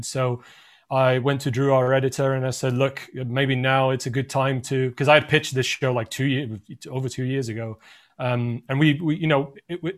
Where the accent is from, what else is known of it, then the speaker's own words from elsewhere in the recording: Lisbon, Portugal; moved away as an adult; now in United Kingdom; I'm from Portugal originally, from Lisbon, and I moved to the UK